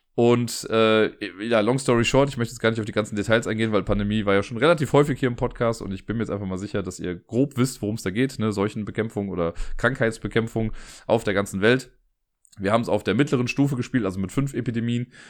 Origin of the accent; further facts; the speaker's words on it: Cologne, North Rhine-Westphalia, Germany; aus Köln